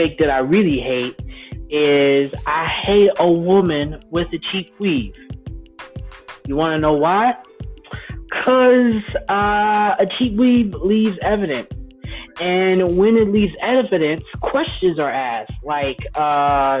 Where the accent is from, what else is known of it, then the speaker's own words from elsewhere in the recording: Detroit, Michigan, United States; I'm from Detroit, where they ain't got no L's, but they still got car